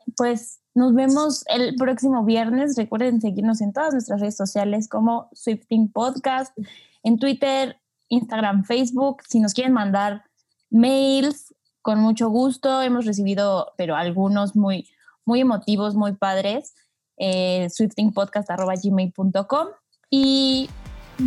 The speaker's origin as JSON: {"language": "Spanish", "country": "Mexico", "said": "sí soy de México."}